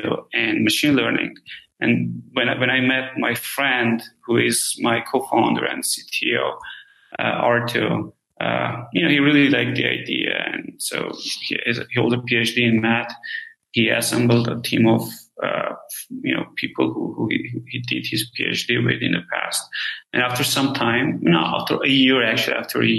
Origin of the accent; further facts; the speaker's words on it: Armenia; moved away; I'm originally from Armenia